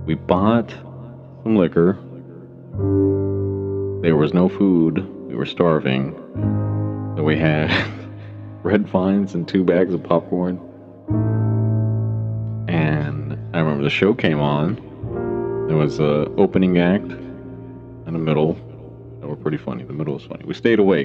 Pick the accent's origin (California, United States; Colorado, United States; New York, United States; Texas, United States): Texas, United States; moved away; growing up in Texas